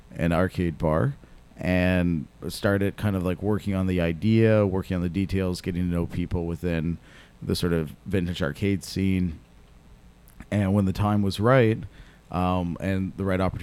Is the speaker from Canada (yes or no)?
yes; Guelph, Ontario, Canada; moved away as an adult; also born or lived in Ottawa, Canada; now in Toronto, Canada; I grew up in Guelph, Ontario